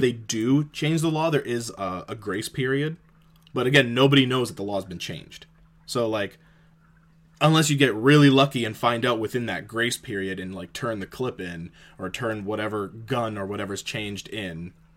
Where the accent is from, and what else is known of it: Canada